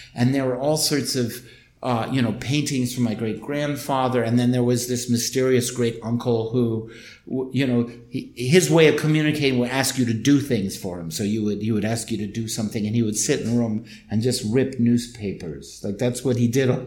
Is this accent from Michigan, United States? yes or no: yes; Ann Arbor, Michigan, United States; also born or lived in Massachusetts / East Pakistan (Bangladesh); I grew up in Ann Arbor, which was a very liberal college town in the Midwest